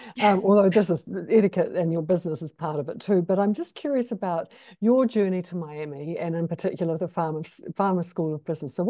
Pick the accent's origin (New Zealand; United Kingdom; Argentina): New Zealand; moved away; I'm from New Zealand, and New Zealand's one of the British colonies and Commonwealth countries. And my stepmother's English, and our heritage is Scottish.